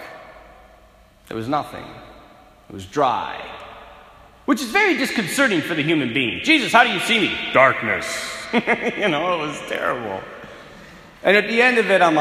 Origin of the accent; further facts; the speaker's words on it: North Dakota, United States; I'm from North Dakota, so the culture out here is different.